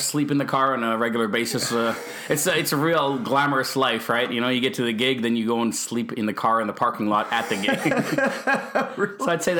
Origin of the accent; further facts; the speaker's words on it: Winnipeg, Manitoba, Canada; born there; I was born here in Winnipeg.